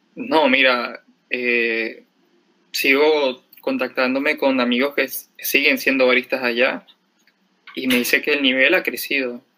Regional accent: Cumaná, Sucre, Venezuela; moved away as an adult; also born or lived in Caracas, Venezuela; now in Lima, Peru; soy de Venezuela, de una ciudad que se llama Cumaná

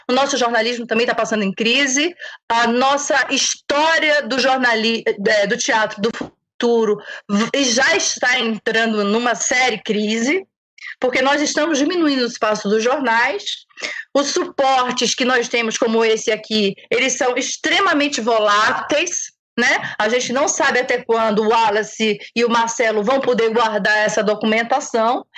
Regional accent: Bahia, Brazil; Eu sou baiana

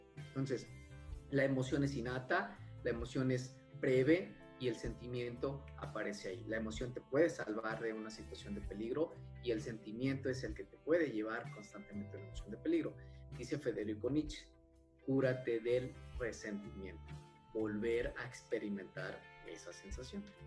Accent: Jalisco, Mexico; soy del estado de Jalisco

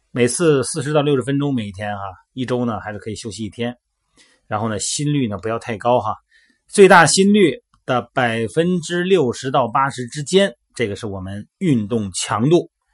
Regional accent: Shandong, China; 在我们山东老家

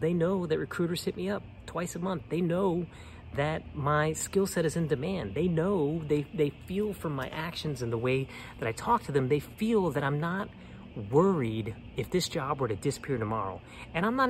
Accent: New Orleans, Louisiana, United States; moved away; also born or lived in Colorado / Austin / Bay Area; I'm from New Orleans, and I go home a lot

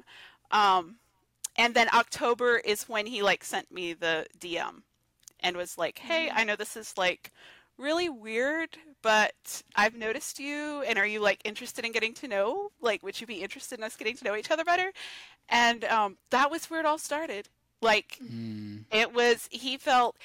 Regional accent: Georgia, United States; I'm from Georgia

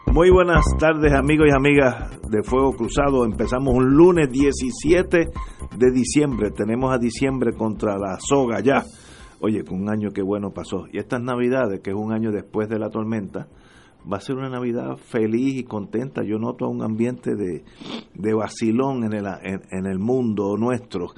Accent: Puerto Rico; somos todos puertorriqueños

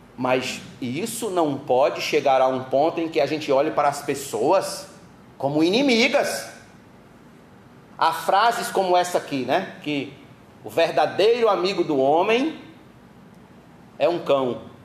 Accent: Brazil; nós brasileiros, nós somos acostumados a receber

